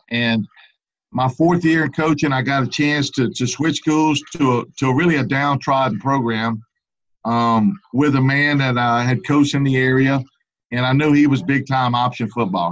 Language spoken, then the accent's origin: English; Baton Rouge, Louisiana, United States; also born or lived in Lake Charles, Louisiana; I grew up in the Baton Rouge area.